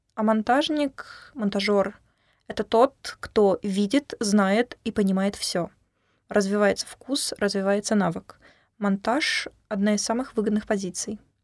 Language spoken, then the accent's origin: Russian; Kerch, Crimea, Ukraine; now in Sevastopol; приехала к вам из солнечного града Севастополя, Ака из Крыма, сама из Керчи.